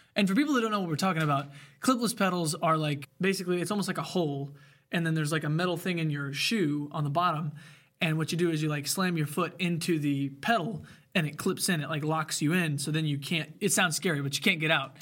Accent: Bloomington, Indiana, United States; also born or lived in Ellettsville; I was born at Bloomington Hospital.

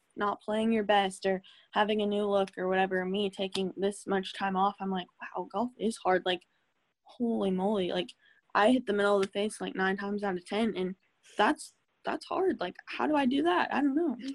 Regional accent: Norman, Oklahoma, United States; born or raised there; also born or lived in Tulsa, Oklahoma

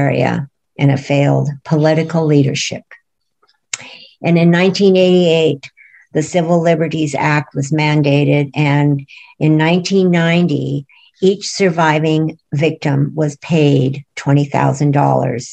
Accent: United States; I am an American

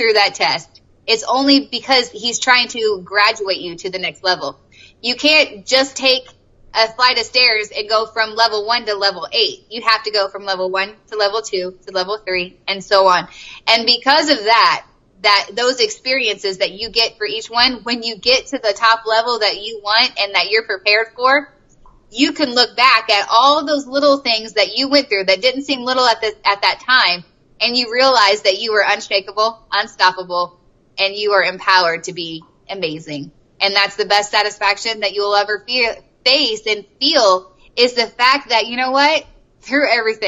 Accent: the South, United States; because I'm from the South, and so we're just like, …, get over here.

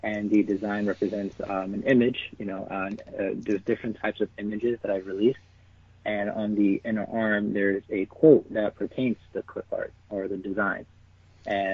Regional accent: New York City, New York, United States; moved away as an adult; also born or lived in New Hampshire; I'm originally from the Bronx in New York. So lived out there for about 18 years, and I came up to New Hampshire

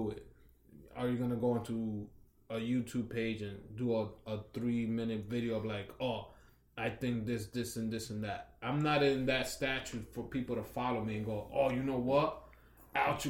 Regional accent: New York City, New York, United States; now in New Jersey, United States; Growing up in New York, it's Washington Heights, it was all Dominicans.

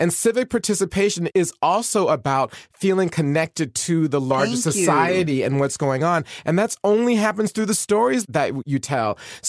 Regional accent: Atlanta, Georgia, United States; I grew up in Atlanta.

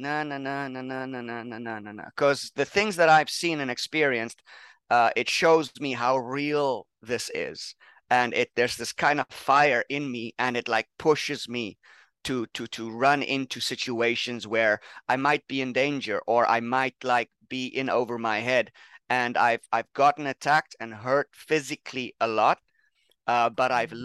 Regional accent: South Africa; also born or lived in Pennsylvania, United States; now in Thailand; I'm from South Africa. I'm working in Thailand now.

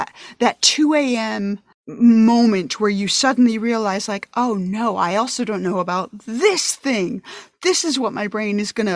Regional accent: upstate New York, United States; now in Massachusetts, United States; I'm from New York originally, upstate New York

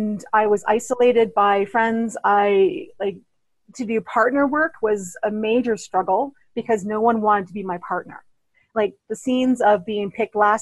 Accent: Toronto, Ontario, Canada; also born or lived in Thunder Bay, Ontario; I grew up in Toronto, Ontario

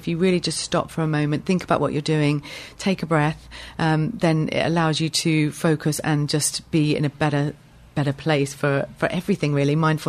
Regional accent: Weybridge, South East England, United Kingdom; also born or lived in United States; My family had emigrated, had a few children there, and then came back. So I grew up in Weybridge.

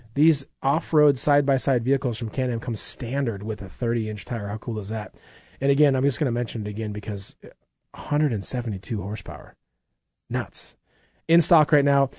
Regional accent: Minnesota, United States; I grew up in Minnesota

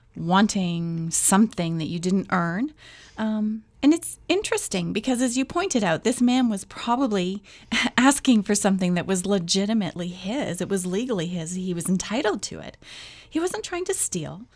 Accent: Canada; Not because I'm Canadian

